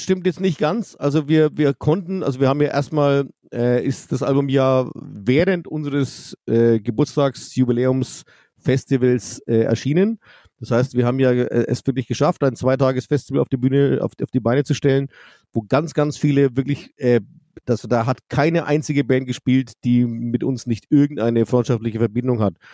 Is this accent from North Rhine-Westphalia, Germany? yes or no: no; Forchheim, Bavaria, Germany; Ich bin in Forchheim geboren. Das ist zwar nur 15 Kilometer weg, aber genau zwischendrin ist die Grenze. Ich bin Oberfranke